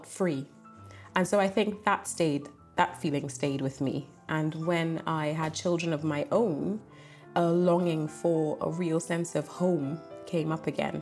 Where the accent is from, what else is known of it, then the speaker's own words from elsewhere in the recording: Trinidad & Tobago; now in England; I grew up in Trinidad and Tobago in the Caribbean